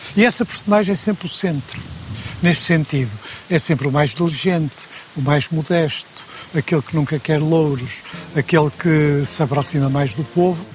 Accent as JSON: {"language": "Portuguese", "town": "Porto", "region": "Norte", "country": "Portugal", "said": "sou do Porto"}